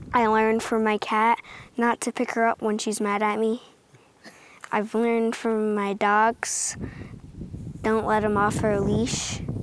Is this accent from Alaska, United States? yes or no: no; Onondaga Nation, New York, United States; I'm eleven years old and I'm from Onondaga Nation.